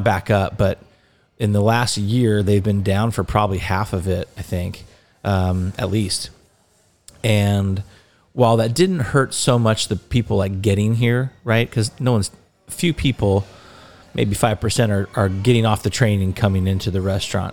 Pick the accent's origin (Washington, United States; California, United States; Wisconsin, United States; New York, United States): California, United States; Laguna Niguel; I am from Laguna Niguel, California, and, uh, grew up loving this area and growing up down here